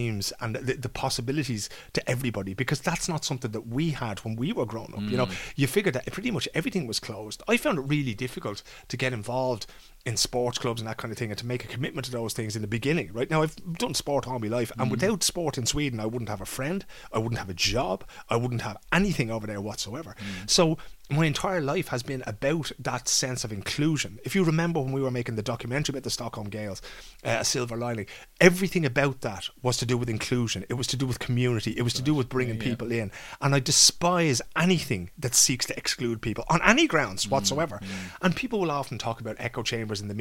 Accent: Dublin, Leinster, Ireland; When I was a kid growing up in Dunnycarney, my grandparents lived around the corner

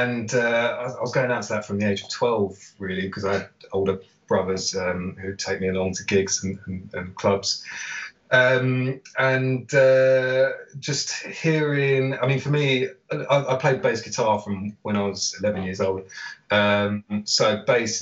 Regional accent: London, United Kingdom; I'm born and raised in London, specifically in Camden

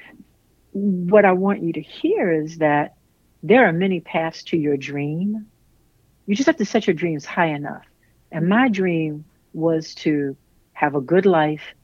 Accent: Lynchburg, Virginia, United States; I am from Virginia, Lynchburg, Virginia, a very poor family. My father worked three jobs. My mother worked full time. And my uncle, who owned a cab stand and rental property, lived with us

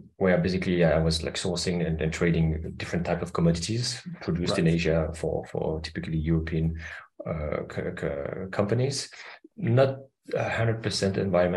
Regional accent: Paris, Île-de-France, France; moved away as an adult; now in Denmark; I'm half French, half Austrian. I grew up in Paris, but my mother was from Vienna in Austria

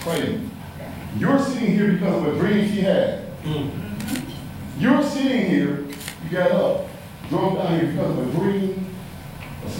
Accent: Mississippi, United States; I'm from Mississippi

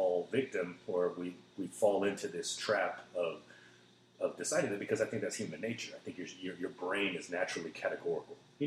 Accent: North Carolina, United States; now in Austin, United States; I was born in North Carolina, so I'm an American through and through.

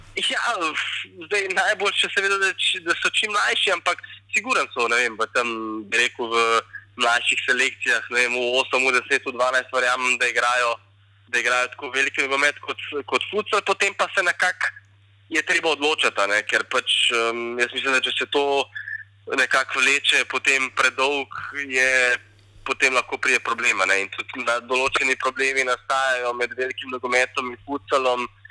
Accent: Slovenia

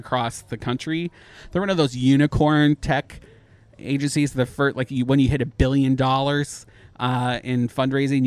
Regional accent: Canada; I'm Canadian

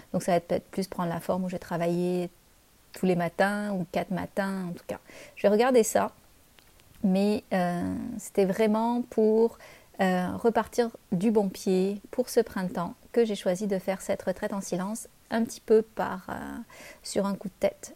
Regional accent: France; moved away as an adult; now in Canada

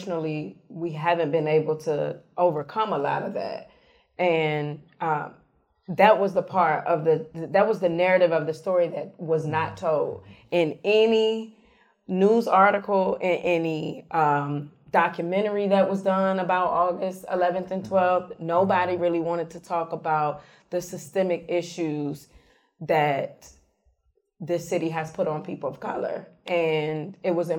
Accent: Charlottesville, Virginia, United States; my old neighborhood where I grew up. I grew up in West Haven.

